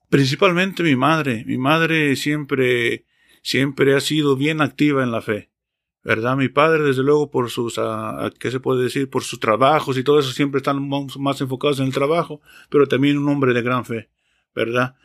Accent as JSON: {"language": "Spanish", "country": "Mexico", "moved": "as an adult", "lives_now": "Delaware, United States", "said": "soy mexicano"}